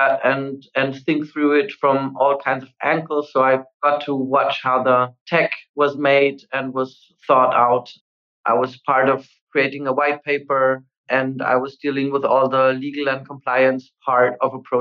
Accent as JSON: {"language": "English", "country": "Austria", "said": "I come from Austria"}